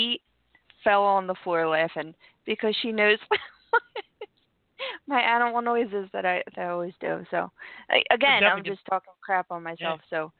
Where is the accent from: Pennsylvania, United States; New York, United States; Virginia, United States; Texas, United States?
Pennsylvania, United States; Longcrest; I grew up in Longcrest